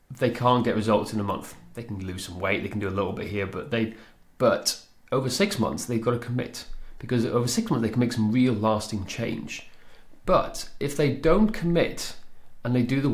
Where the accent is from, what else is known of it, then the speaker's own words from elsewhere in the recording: Machynlleth, Wales, United Kingdom; Machynlleth, where I grew up in Mid Wales